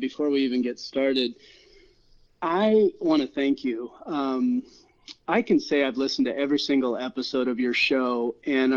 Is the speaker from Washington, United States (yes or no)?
no; Iowa, United States; I grew up in Iowa, and you just chewed tobacco.